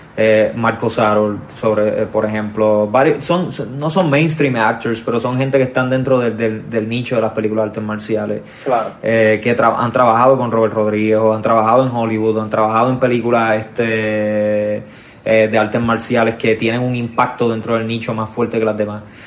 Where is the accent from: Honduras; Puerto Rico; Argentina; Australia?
Puerto Rico; nosotros como boricuas